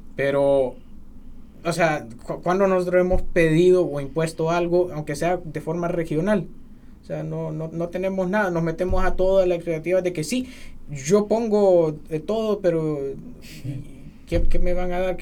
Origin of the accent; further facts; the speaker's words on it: Honduras; somos los hondureños patriotas